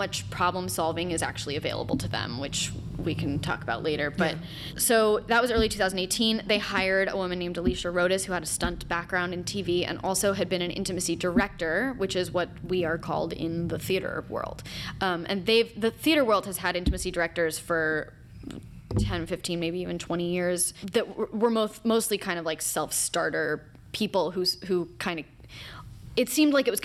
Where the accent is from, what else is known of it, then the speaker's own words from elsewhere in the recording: Los Angeles, California, United States; moved away as an adult; also born or lived in New York City; I moved back to Los Angeles from New York. I grew up here